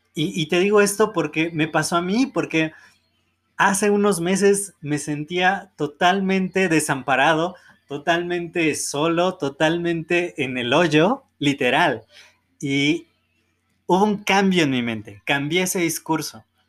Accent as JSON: {"language": "Spanish", "country": "Mexico", "said": "nacimos en México"}